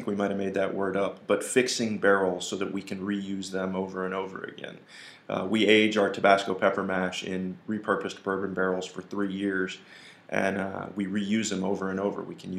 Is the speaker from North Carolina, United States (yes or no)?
yes; North Carolina, United States; moved away as an adult; now in Avery Island, United States; I grew up in North Carolina for the most part